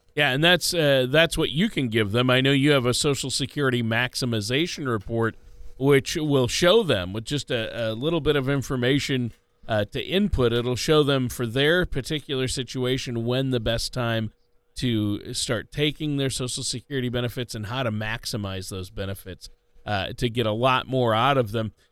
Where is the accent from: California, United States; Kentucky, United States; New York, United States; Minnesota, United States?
Minnesota, United States; Minneapolis; I'm from the Minneapolis, we like to call Minneapolis the Minneapolis